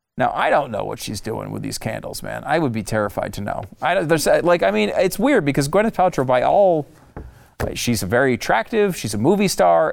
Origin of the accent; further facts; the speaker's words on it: United States; as the American people